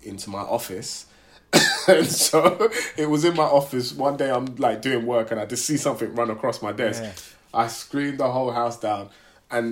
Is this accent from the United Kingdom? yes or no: yes; London, United Kingdom; I grew up in Tottenham